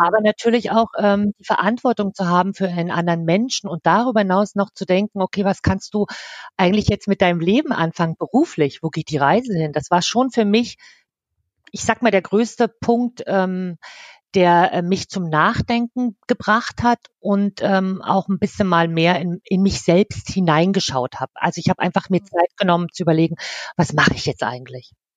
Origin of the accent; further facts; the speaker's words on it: East Germany, Germany; moved away as an adult; geboren bin ich im Osten. Dort habe ich auch 18 Jahre gelebt